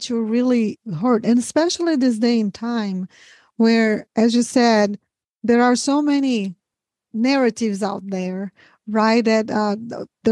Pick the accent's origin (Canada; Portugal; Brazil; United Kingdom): Brazil; now in United States; I'm from Brazil originally